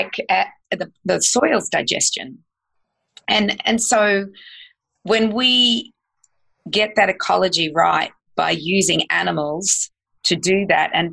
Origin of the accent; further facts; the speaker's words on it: Australia; also born or lived in United States; I'm an American citizen, but I'm also an Australian, so I have dual citizenship